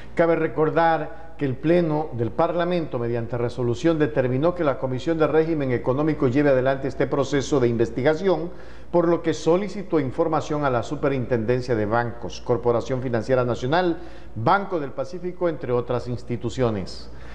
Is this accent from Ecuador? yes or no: yes; Ecuador; a los que vivimos, a los que somos ecuatorianos